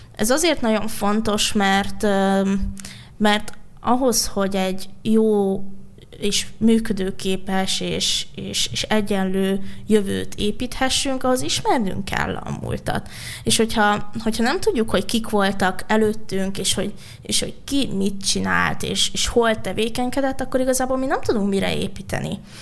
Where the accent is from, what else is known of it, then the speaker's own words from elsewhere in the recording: Budapest, Hungary; én a fővárosban nőttem fel, a belvárosban